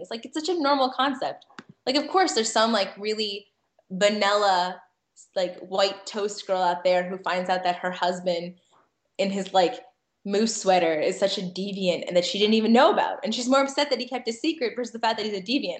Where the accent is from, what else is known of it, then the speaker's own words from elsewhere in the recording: Connecticut, United States; also born or lived in Manhattan, New York; now in New York, United States; I, grew up in Connecticut, as like to say, I was taken hostage and raised in Connecticut